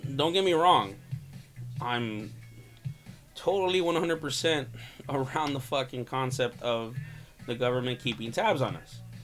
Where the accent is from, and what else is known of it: California, United States